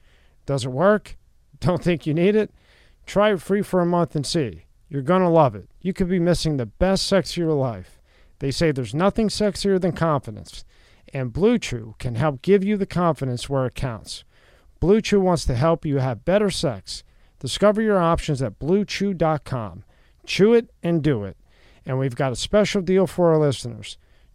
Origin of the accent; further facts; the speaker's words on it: Philadelphia, Pennsylvania, United States; I'm from Philly.